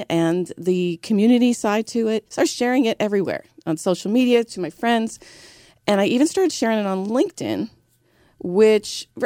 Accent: New York City, New York, United States; I'm originally from New York. I was born and raised in Brooklyn

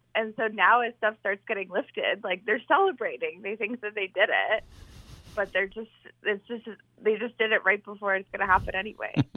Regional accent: Ottawa, Ontario, Canada; moved away; also born or lived in Vancouver; I tell people I grew up in Vancouver, but I'm from Ottawa

